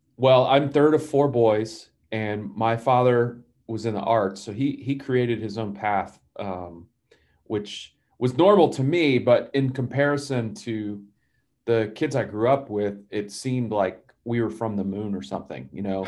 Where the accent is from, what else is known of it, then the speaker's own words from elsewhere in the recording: Atlanta, Georgia, United States; I grew up in Atlanta.